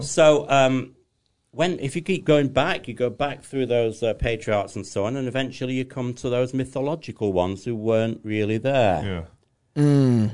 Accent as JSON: {"language": "English", "region": "England", "country": "United Kingdom", "said": "I'm English"}